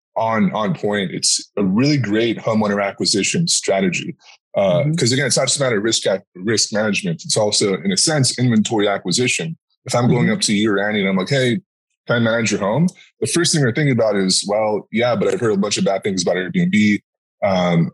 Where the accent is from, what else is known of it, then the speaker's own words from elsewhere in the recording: Arizona, United States; I'm from Arizona